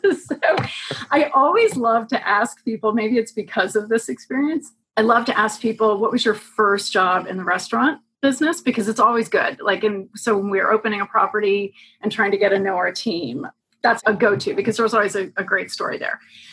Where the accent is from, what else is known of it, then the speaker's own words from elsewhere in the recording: St. Louis, Missouri, United States; also born or lived in Los Angeles; Well, grew up in St. Louis and then Los Angeles and then Louisville, Kentucky.